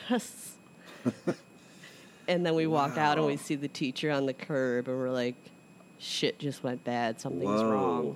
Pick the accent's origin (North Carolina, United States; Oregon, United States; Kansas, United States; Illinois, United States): Illinois, United States; Chicago; I'm from Chicago